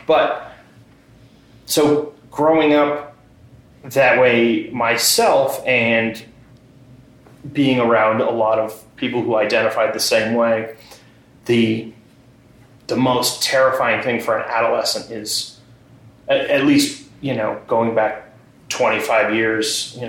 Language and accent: English; Exeter, New Hampshire, United States; I grew up on the seacoast. I'm from Exeter originally